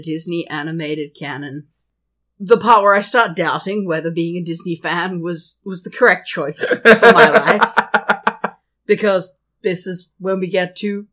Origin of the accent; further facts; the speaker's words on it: Australia; As an Australian